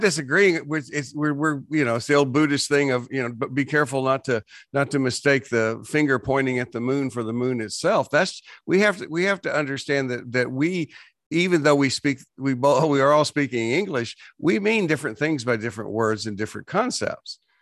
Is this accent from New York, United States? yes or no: no; West Texas, United States; I grew up in West Texas